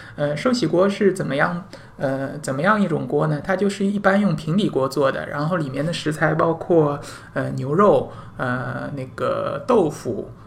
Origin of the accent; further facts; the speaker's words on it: China; 我们中国人